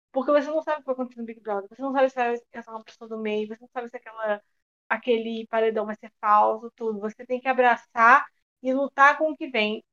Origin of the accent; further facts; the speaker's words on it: Cabo Frio, Rio de Janeiro, Brazil; moved away; also born or lived in Belo Horizonte; nessa época eu morava em Belo Horizonte, mas eu sou de Cabo Frio